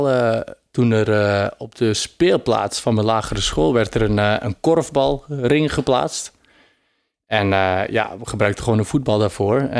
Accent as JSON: {"language": "Dutch", "country": "Belgium", "said": "Ja, ja, een Belg"}